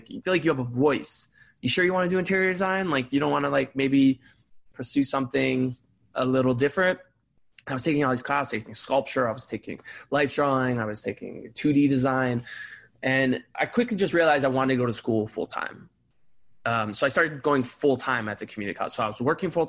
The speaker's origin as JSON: {"language": "English", "town": "Cleveland", "region": "Ohio", "country": "United States", "tie": "born or raised there", "said": "I grew up in Cleveland, Ohio. Shout out Cleveland Heights"}